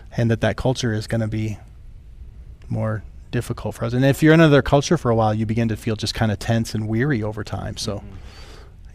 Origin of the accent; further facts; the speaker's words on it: rural South Dakota, United States; I grew up in South Dakota, like like rural South Dakota